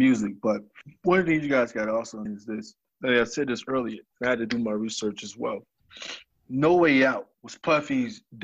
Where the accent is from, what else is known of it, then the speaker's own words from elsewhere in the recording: Atlanta, Georgia, United States; I'm from Atlanta